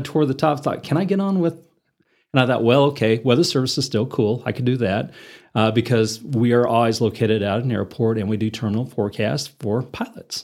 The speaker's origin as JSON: {"language": "English", "town": "Enid", "region": "Oklahoma", "country": "United States", "tie": "born or raised there", "also_born_or_lived": "Minneapolis, Minnesota / Denver, Colorado", "moved": "as an adult", "lives_now": "Amarillo, United States", "said": "I grew up in Enid, Oklahoma"}